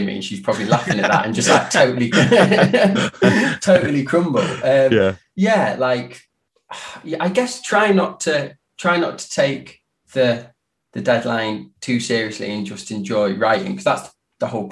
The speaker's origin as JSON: {"language": "English", "town": "Derby", "region": "East Midlands", "country": "United Kingdom", "tie": "born or raised there", "also_born_or_lived": "Spain / Liverpool", "moved": "as an adult", "lives_now": "Manchester, United Kingdom", "said": "growing up in Derby"}